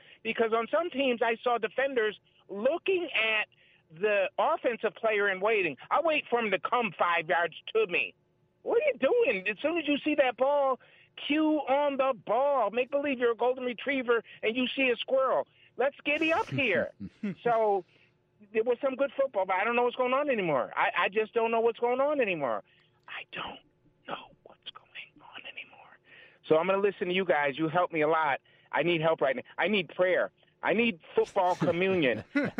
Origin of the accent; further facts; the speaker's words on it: Connecticut, United States; So I'm not from Buffalo. I'm a Connecticut native. I'm a New Englander, but I love the game.